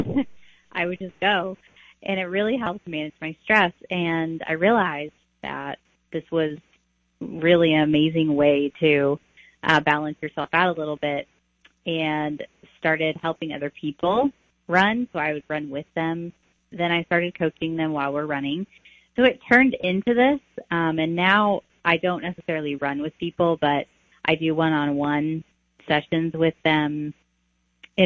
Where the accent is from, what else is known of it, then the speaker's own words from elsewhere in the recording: Taylorville, Illinois, United States; I grew up in Taylorville, Illinois. So that's my hometown